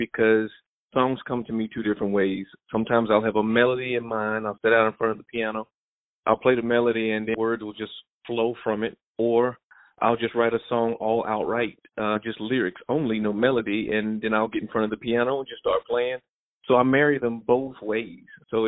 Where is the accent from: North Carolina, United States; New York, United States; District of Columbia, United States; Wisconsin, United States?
North Carolina, United States; Mooresville; I'm from Mooresville, North Carolina, originally, a little country boy down in the small city of Mooresville